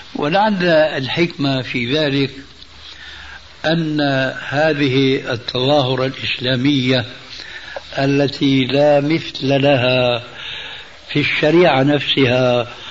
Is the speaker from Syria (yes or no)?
yes; Syria; عندنا في سوريا